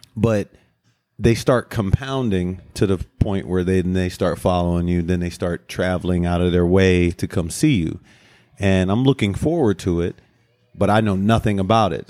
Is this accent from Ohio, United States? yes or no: yes; Cleveland Heights, Ohio, United States; I went to Cleveland Heights